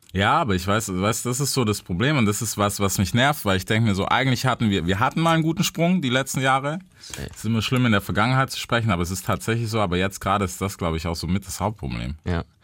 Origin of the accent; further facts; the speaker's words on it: United States; für mich als Amerikaner